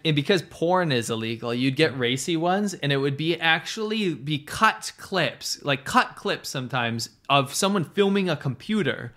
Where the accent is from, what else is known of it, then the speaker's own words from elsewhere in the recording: United States; I'm an American, I don't consider myself German